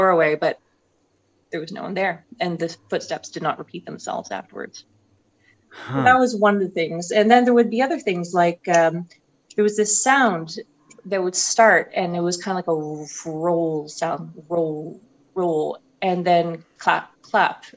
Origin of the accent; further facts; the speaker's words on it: St. Andrews, New Brunswick, Canada; moved away as an adult; now in Montreal, Canada; I'm from New Brunswick. I was born and raised there, went to university there. I come from a small town, very small, called St. Andrews